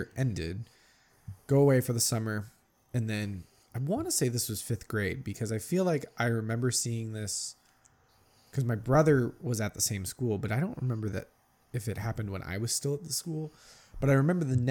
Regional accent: California, United States; also born or lived in Ohio; we moved to California from Ohio when I was like five and a half

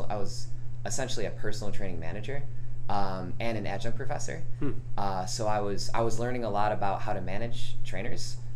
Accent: Rochester, New York, United States; now in Sandy Springs, United States; I'm a personal trainer here in Sandy Springs. I've been here for about two years. I came from Rochester, New York, upstate New York.

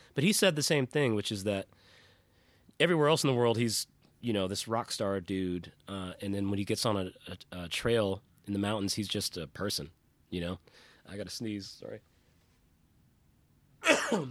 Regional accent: South Pasadena, California, United States; moved away; also born or lived in Nashville, Tennessee; I grew up in South Pasadena before we moved to Nashville

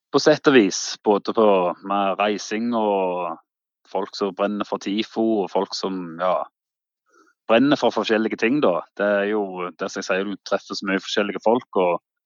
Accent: Vigrestad, Rogaland, Norway; Jeg bor jo på Vigrestad

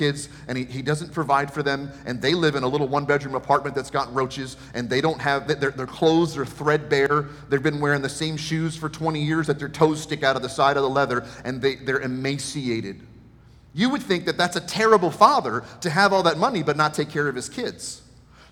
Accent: Maryland, United States; moved away; I'm from Maryland

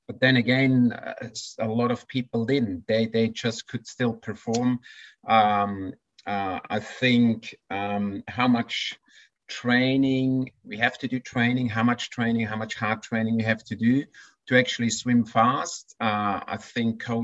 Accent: Switzerland; now in Australia; as a little Swiss boy growing up in the Swiss mountains

